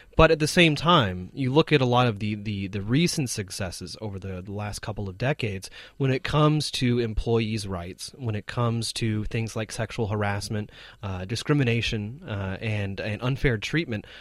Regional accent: United States; now in China; my home country is that um, compared to many other developed countries, um, actually the United States

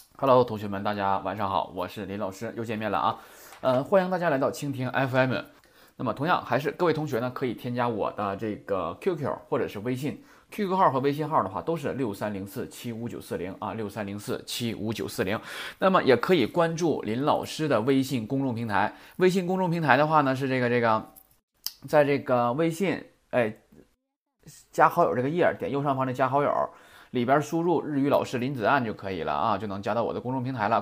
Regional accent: China; 我们中国人

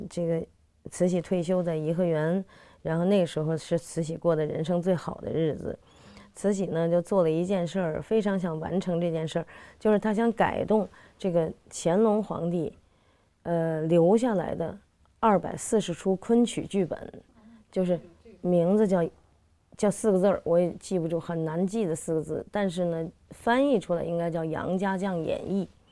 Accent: Beijing, China; 我是北京人

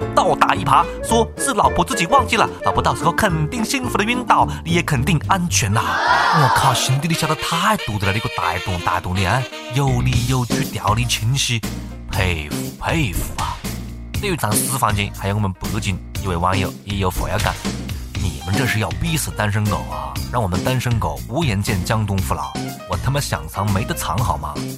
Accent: China; 我们大陆人

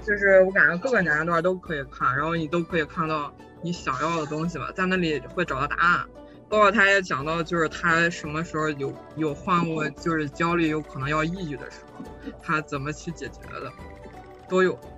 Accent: China; moved away as an adult; now in Germany; 我就是中国人

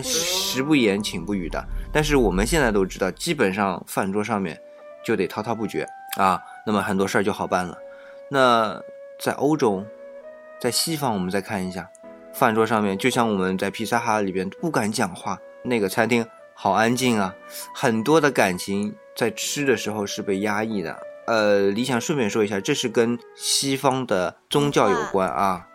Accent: China; 我们中国人就说，哎，要去饭局了

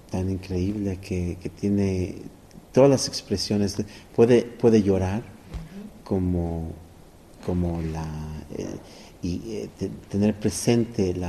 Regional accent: Mexico; Realmente es, una, un honor como mexicano, como ser humano, como violinista, como músico, tocar aquí

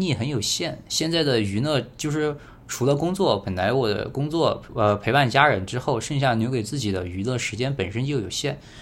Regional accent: Badong, Hubei, China; 我是湖北人，然后嗯恩施的，然后我们那儿叫巴东

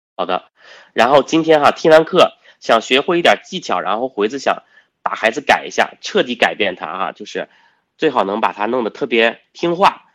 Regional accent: China; 我们中国人有一诺千金，啊，我们有这样的传统

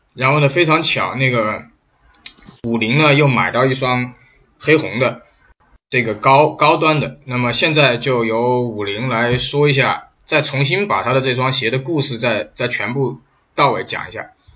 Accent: China; 我们大陆这边叫银龙

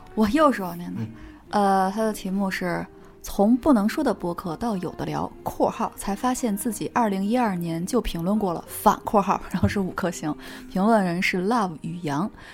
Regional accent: Beijing, China; accent: Beijing accent; 我这种北京腔儿

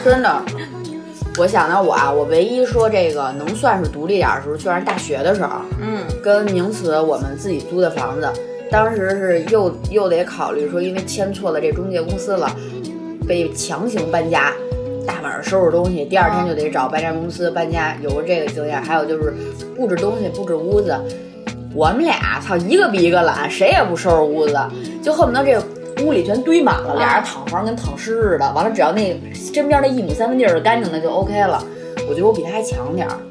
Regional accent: Beijing, China; accent: Beijing accent; 我们的北京腔

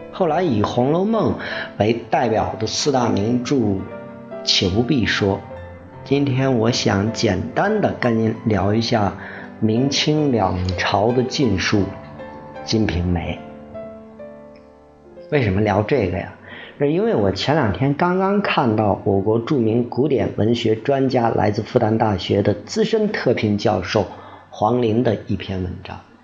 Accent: Tianshui, Gansu, China; 在甘肃天水，对，我小时候在那儿长大的

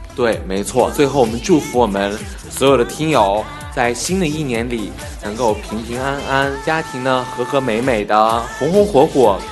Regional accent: Taiyuan, Shanxi, China; 我们是太原人。因为我们做的也有档节目叫做《海皮太原》。我们是地地道道的山西太原人

